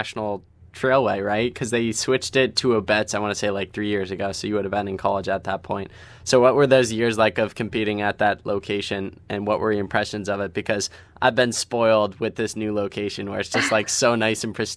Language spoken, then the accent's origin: English; Ohio, United States; someone who currently lives in Ohio and have grown up a large portion of my life in Ohio